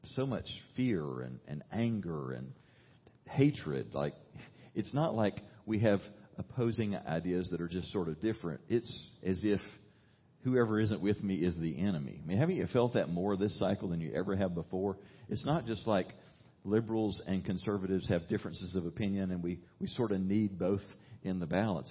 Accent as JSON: {"language": "English", "country": "United States", "said": "as an American"}